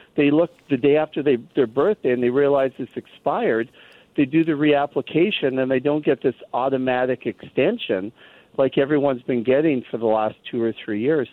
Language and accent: English; Canada; now in United States; my feeling as a Canadian who lives in the U.S.